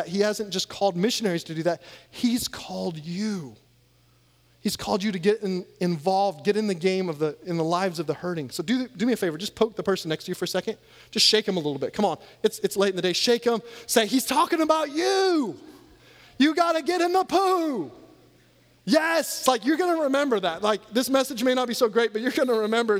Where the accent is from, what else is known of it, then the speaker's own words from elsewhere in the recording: Iowa, United States; moved away; also born or lived in Louisiana; I grew up in Iowa